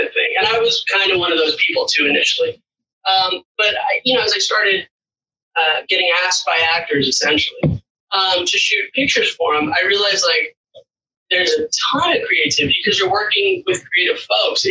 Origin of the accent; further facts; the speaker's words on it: Los Angeles, California, United States; I'm actually from Los Angeles myself too